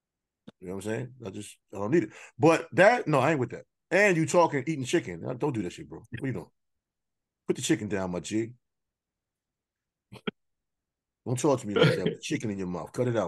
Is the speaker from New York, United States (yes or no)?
yes; New York City, New York, United States; I'm from Queens.